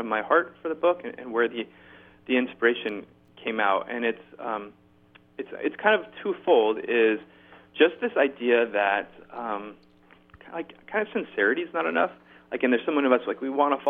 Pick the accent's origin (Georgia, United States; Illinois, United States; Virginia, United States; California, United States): California, United States; Orange County; moved away as an adult; now in Harlem, New York, United States; I'm originally from Southern California, so I'm originally in Orange County, California, kid